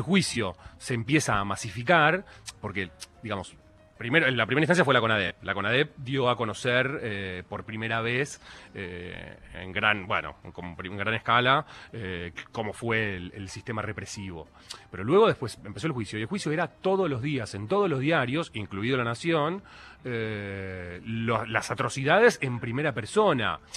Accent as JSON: {"language": "Spanish", "country": "Argentina", "said": "como argentinos"}